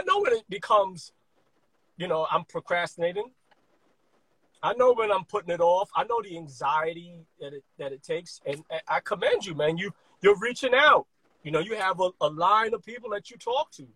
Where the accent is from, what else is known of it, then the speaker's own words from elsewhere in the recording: New York City, New York, United States; I grew up in Brooklyn, during the middle of the crack epidemic